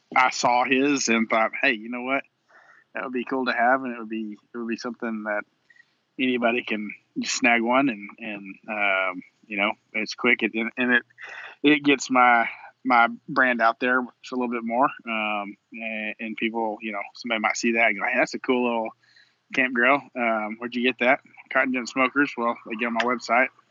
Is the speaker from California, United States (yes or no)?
no; Texas, United States; we're from Texas